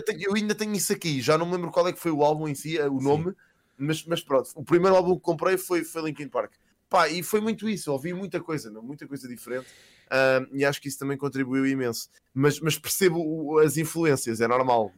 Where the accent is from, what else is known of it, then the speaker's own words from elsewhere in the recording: Casal de Cambra, Lisbon, Portugal; also born or lived in Queluz; eu cresci em Casal de Câmara, andei na escola primária em Queluz